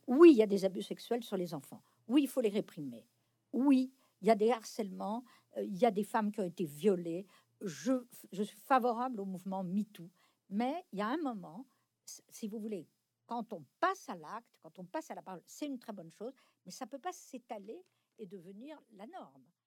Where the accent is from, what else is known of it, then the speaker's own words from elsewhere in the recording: France; j'ai été élevée non pas dans la religion catholique, mais euh, dans la culture catholique dominante en France dans mon enfance